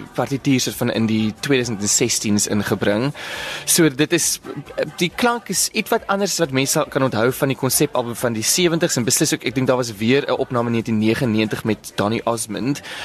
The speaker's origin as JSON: {"language": "Afrikaans", "town": "Bellville", "region": "Western Cape", "country": "South Africa", "said": "ek is natuurlik van Belwel oorspronklik"}